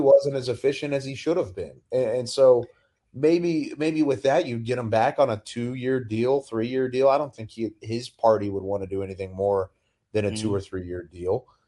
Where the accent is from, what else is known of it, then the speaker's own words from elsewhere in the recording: Texas, United States; I grew up in Texas